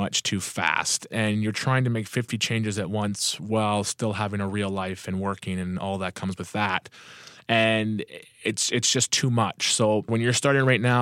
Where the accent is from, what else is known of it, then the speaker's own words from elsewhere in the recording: Thunder Bay, Ontario, Canada; I'm from Thunder Bay, Ontario, Canada